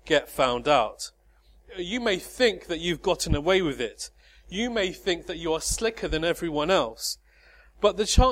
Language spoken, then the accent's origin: English; High Wycombe, South East England, United Kingdom; High Wycombe, my hometown